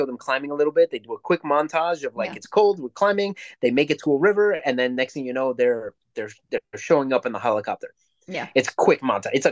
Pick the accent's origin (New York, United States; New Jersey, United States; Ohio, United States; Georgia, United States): New York, United States; I'm from New York